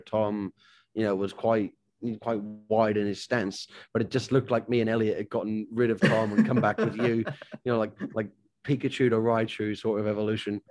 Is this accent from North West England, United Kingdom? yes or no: no; Northern Ireland, United Kingdom; moved away as an adult; also born or lived in Portsmouth; growing up in Ireland